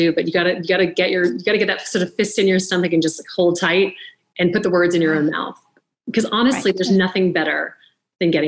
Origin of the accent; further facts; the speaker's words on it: the South, United States; I grew up in the South. My mom is British.